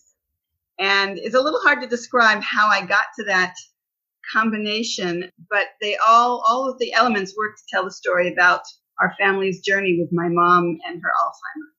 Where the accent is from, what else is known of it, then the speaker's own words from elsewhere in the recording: Bethesda, Maryland, United States; moved away as an adult; also born or lived in London, United Kingdom / Ohio / Washington, D.C. / Israel; now in Beersheba, Israel; I grew up in Bethesda, Maryland, from about the age of two